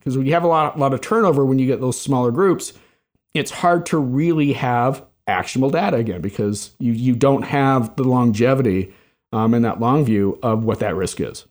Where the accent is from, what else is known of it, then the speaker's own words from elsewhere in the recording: Salt Lake City, Utah, United States; moved away as an adult; also born or lived in Bay Area / Chicago; I was originally from Salt Lake